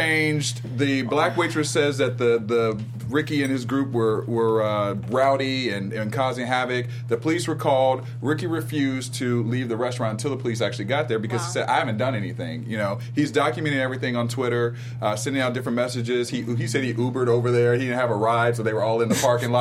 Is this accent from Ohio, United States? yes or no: yes; Ohio, United States; I'm from Ohio